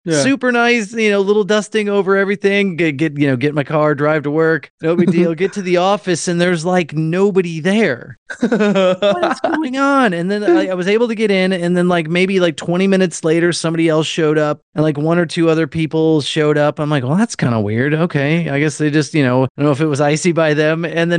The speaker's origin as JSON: {"language": "English", "region": "Midwest", "country": "United States", "tie": "born or raised there", "moved": "as an adult", "lives_now": "Atlanta, United States", "said": "When I first moved here, so, you know, I grew up in the Midwest and I'm very familiar with snow. So when I moved to Atlanta"}